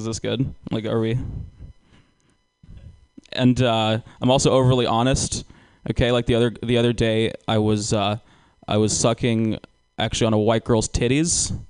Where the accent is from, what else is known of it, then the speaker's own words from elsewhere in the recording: Georgia, United States; moved away; I grew up in Georgia.